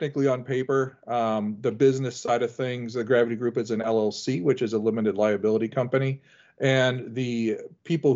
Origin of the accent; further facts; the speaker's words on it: Elyria, Ohio, United States; also born or lived in Cincinnati, Ohio; I grew up in Elyria, Ohio, which is halfway between Cedar Point and Cleveland